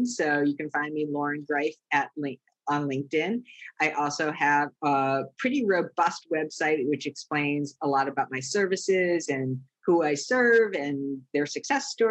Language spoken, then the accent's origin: English; East Coast, United States; I grew up on the East Coast